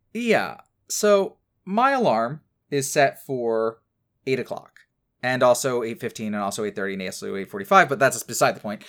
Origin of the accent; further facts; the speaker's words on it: New Jersey, United States; I and Ken as well, uh, pretty much spent most of my life growing up in New Jersey